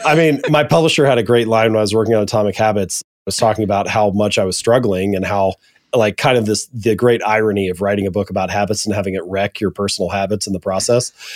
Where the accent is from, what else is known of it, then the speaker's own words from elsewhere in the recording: Hamilton, Ohio, United States; now in Columbus, United States; I'm an Ohio boy. I was born and raised in Hamilton, Ohio.